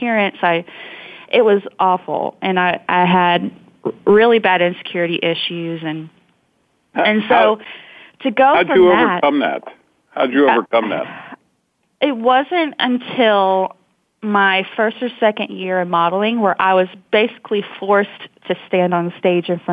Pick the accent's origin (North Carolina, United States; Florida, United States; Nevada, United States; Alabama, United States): Alabama, United States; Montgomery; also born or lived in Georgia; I was born in Montgomery, Alabama, and I grew up primarily in Alabama and Georgia